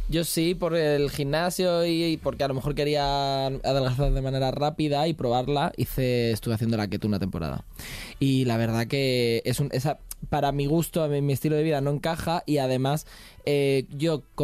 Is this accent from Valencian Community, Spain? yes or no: yes; Alicante, Valencian Community, Spain; yo que soy de Alicante